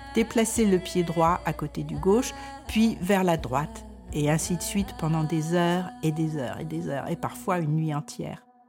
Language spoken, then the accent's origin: French; France; moved away as an adult; now in Denmark